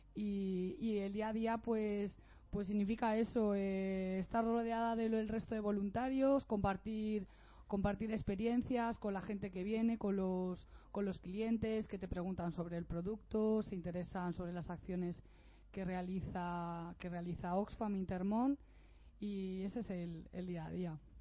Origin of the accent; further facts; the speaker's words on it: Elda, Valencian Community, Spain; now in Alicante, Spain; soy de Ella llevo cinco años viviendo en Alicante